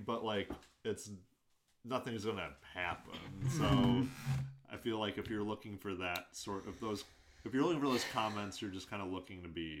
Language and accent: English; United States; as an American